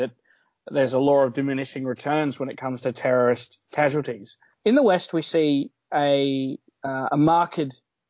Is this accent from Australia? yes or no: yes; Australia; in Australia, as an Australian